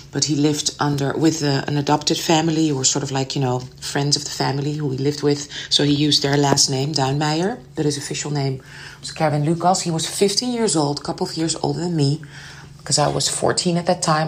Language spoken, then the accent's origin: English; Amsterdam, North Holland, Netherlands; I was raised in Amsterdam